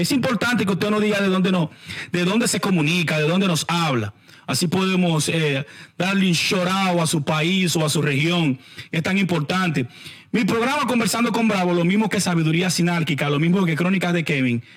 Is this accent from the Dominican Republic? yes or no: yes; Santo Domingo, Distrito Nacional, Dominican Republic; Nosotros somos, eh, nosotros somos de barrios eh, pobres de la capital en la República Dominicana. Chanel Khan es de Villa Francisca, por supuesto, yo soy de San Carlos